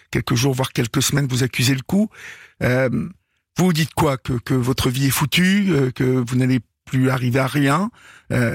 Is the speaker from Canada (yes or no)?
no; Évreux, Normandy, France; Bah oui. voilà. Je suis d'Evreux, donc.